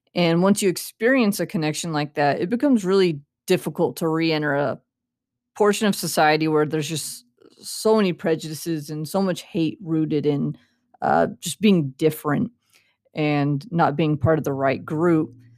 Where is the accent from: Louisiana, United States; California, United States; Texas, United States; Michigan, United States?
California, United States; Central; I grew up in Central California